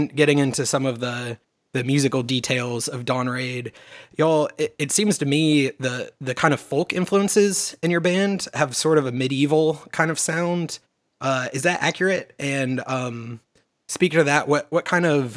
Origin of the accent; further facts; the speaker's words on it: the South of the United States, United States; growing up in the South of the United States